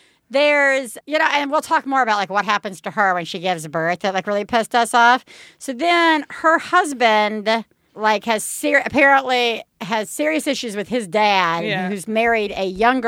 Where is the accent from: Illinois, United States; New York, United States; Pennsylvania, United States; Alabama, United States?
Alabama, United States; I'm from Alabama